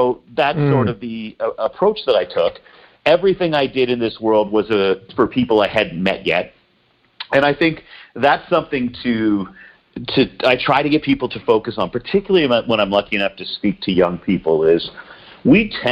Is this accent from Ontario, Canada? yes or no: yes; Peterborough, Ontario, Canada; I grew up an hour and a half outside of Toronto, Canada, a little town called Peterborough